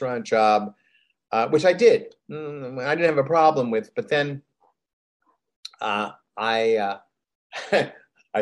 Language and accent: English; Rochester, New York, United States; being a American guy from Rochester, New York